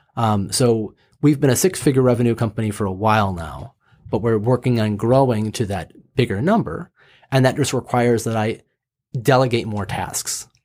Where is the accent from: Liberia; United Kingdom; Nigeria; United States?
United States; Michigan; also born or lived in Los Angeles / Kansas City, Missouri; I grew up in Michigan